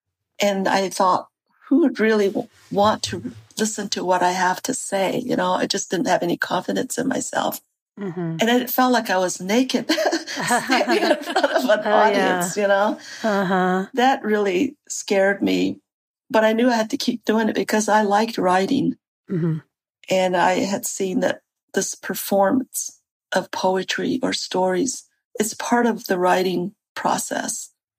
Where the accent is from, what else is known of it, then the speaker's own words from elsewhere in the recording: United States; first language Navajo; English is a second language; Navajo is my first language.